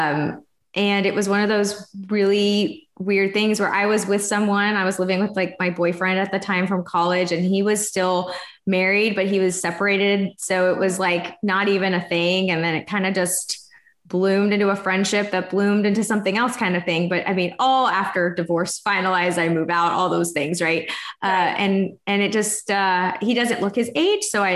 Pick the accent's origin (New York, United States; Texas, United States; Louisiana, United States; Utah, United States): Texas, United States; moved away as an adult; also born or lived in Florida; I'm from Texas originally, but we moved from Florida because I went out there to go to school